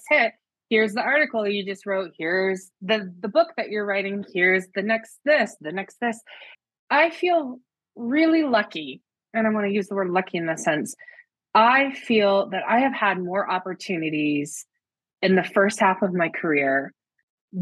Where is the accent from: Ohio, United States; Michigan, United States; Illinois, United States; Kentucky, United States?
Michigan, United States; the Midwest; moved away as an adult; also born or lived in New York City, United States; now in State College, United States; I was raised in the Midwest